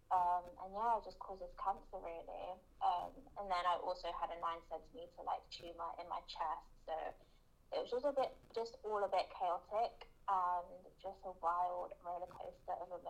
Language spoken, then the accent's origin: English; London, United Kingdom; also born or lived in Brazil; I'm 21, just had 21. I'm from London, um, originally from Brazil.